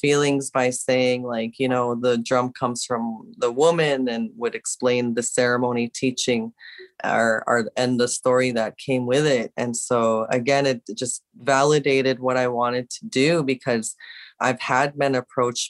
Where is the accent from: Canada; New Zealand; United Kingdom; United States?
Canada; Winnipeg, Manitoba; I'm the one from Winnipeg, Manitoba